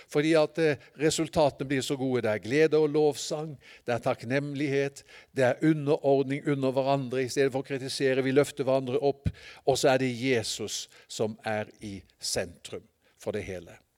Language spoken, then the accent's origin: Norwegian; Sørlandet, Southern Norway, Norway; jeg er fra Sørlandet